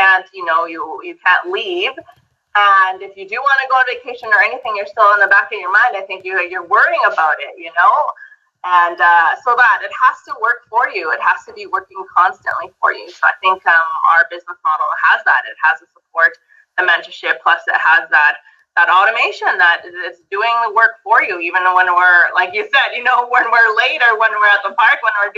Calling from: Alberta, Canada; So, like Tammy said … I'm coming from Alberta, Canada.

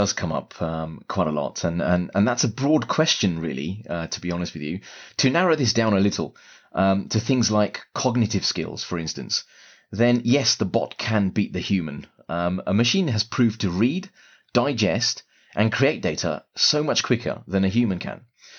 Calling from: London, United Kingdom; I'm speaking from London right now.

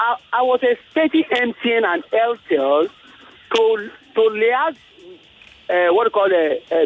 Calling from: Ilasa, Nigeria; I'm calling from Ilasa.

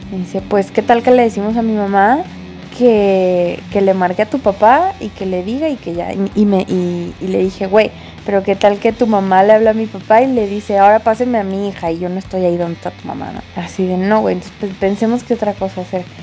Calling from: Mexico City, Mexico; pues de la colonia Portales y me dedico a la producción de programas de televisión de deportes.

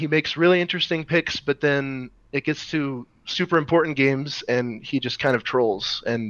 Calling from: Fargo, North Dakota, United States; I am in Fargo, North Dakota.

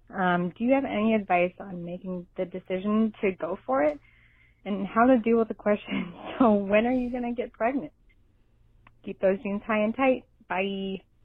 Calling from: Minnesota, United States; I'm calling from Minnesota

